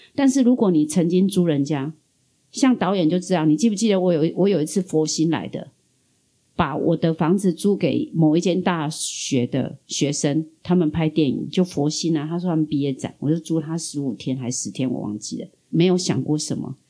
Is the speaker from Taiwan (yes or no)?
yes; southern Taiwan, Taiwan; 我们南部人的乐天